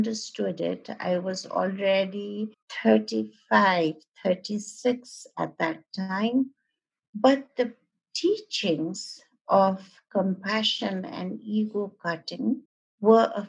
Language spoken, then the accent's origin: English; Kathmandu, Bagmati, Nepal; I was born in Kathmandu